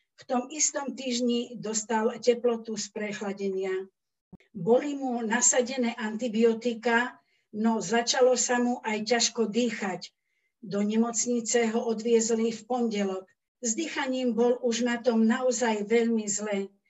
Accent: Kendice, Prešov Region, Slovakia; also born or lived in Radatice, Slovakia; now in Prešov, Slovakia; Ja pochádzam z Radatic. S rodičmi sme sa presťahovali do Kendic, keď som mala 10 rokov.

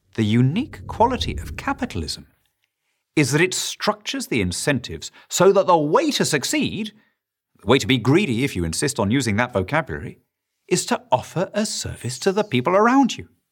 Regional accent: Lima, Peru; moved away; I grew up in Lima, Peru

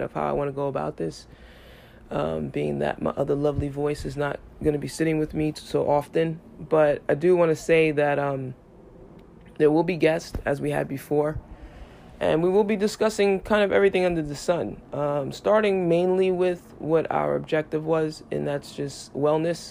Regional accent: New York City, New York, United States; I grew up in New York City

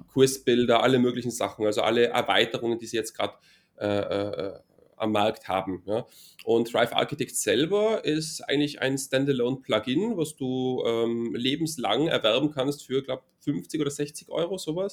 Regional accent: Innsbruck, Tyrol, Austria; now in near Vienna, Austria; komme aus Innsbruck, das ist in Tirol in Österreich

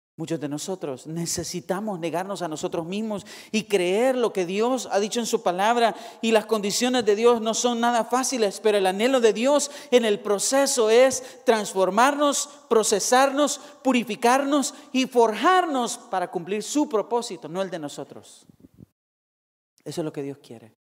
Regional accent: Soyapango, San Salvador, El Salvador; now in California, United States; la ciudad de Soyapango, de donde yo soy

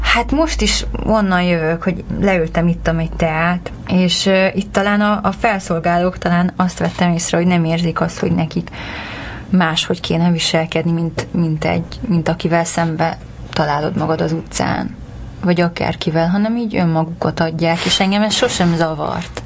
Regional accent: Larchmont, New York, United States; moved away as an adult; also born or lived in Hungary; now in Los Angeles, United States; Azelőtt meg New Yorkban mm, tanultam egyetemen, és ott nőttem fel.

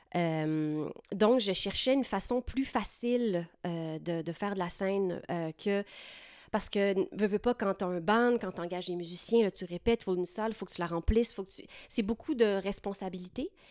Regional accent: Lac-Beauport, Quebec, Canada; moved away as an adult; also born or lived in Saint-Hyacinthe; now in Montreal, Canada; je suis originaire de Lac-Beauport, une petite municipalité charmante dans la nature près de Québec City.

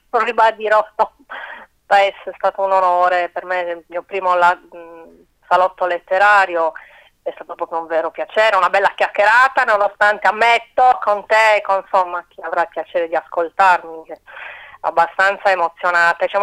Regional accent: Corsica, France; born there; sono cresciuta, vabbè, come sono nata in Corsica, con le, le fiabe di Shah, Perol

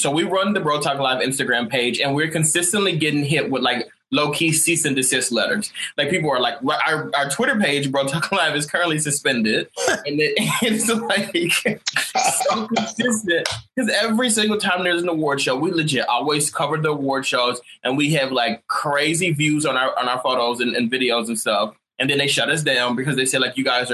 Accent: Texas, United States; in Texas, my hometown

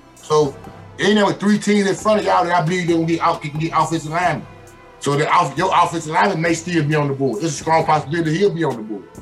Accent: Atlanta, Georgia, United States; I'm from Atlanta

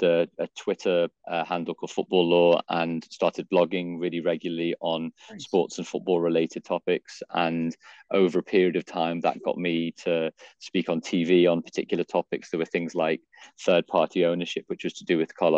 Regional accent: Liverpool, North West England, United Kingdom; I grew up in Liverpool in Northwest England

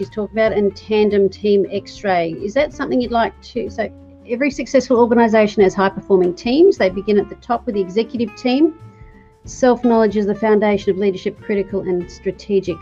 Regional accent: Australia; me being an Aussie

